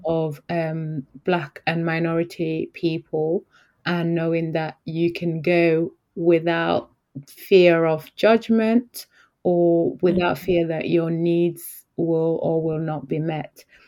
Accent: Yorkshire and the Humber, United Kingdom; I grew up in Yorkshire

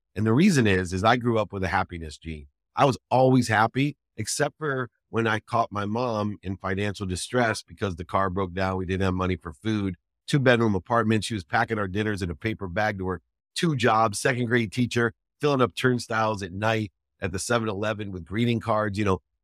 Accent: Akron, Ohio, United States; I, I grew up in Akron, Ohio

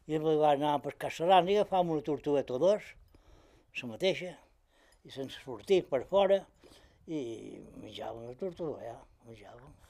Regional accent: Balearic Islands, Spain; Som mallorquins.

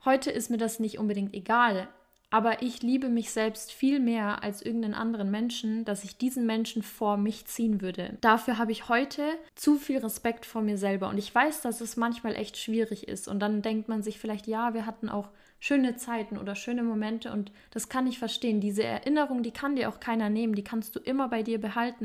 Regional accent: Germany; bei uns in Deutschland

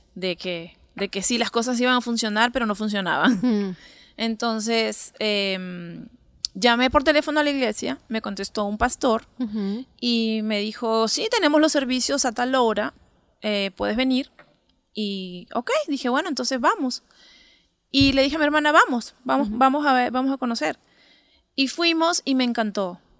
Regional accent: Lima, Peru; Soy de Lima, de Lima, Perú.

